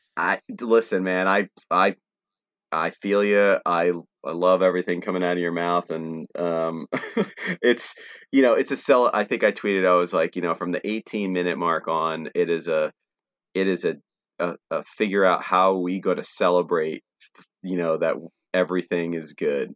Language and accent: English; Trenton, New Jersey, United States; I grew up in Trenton area, and Trenton is thirty-five minutes away from Philly